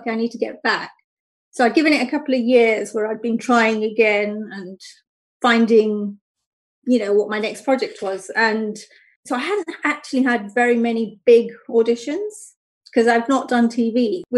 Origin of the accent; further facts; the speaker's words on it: London, United Kingdom; I grew up in London, which is very different to Luton, even though it's not that far